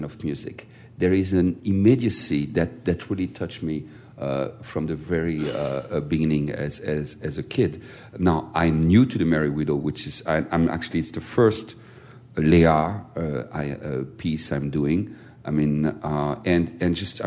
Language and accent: English; Strasbourg, Grand Est, France; I was born in Strasbourg, as you know, and in Strasbourg, all the operetta repertoire was done in German. So I grew up with the Lustige Witwe